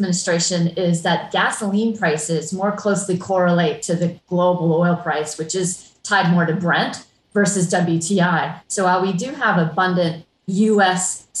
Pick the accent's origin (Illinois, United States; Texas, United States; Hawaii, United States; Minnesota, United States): Hawaii, United States; I grew up in Hawaii, and I remember the 70s sitting in the backseat of my parents' car for hours on end on an odd or even license day